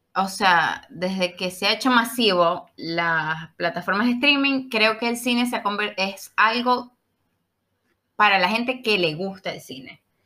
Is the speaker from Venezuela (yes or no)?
yes; Maracaibo, Zulia, Venezuela; yo soy de Maracaibo